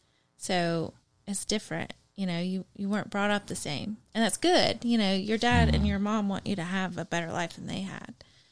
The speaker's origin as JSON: {"language": "English", "town": "Long Beach", "region": "California", "country": "United States", "tie": "born or raised there", "said": "So I grew up in Long Beach."}